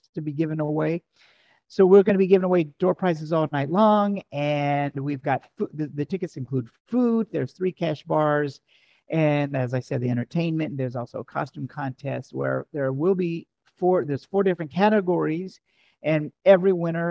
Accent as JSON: {"language": "English", "region": "the South", "country": "United States", "said": "I'm from the South"}